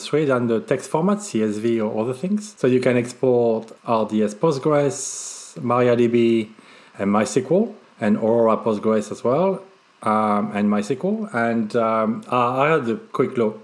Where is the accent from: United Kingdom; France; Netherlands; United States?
France; accent: French; That's probably my French accent